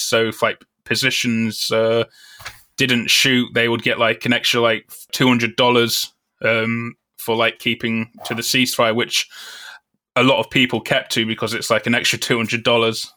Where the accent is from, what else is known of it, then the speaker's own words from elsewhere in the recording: Newark-on-Trent, East Midlands, United Kingdom; moved away as an adult; Grew up in, uh, Nottingham, England, in the town of Newark-on-Trent.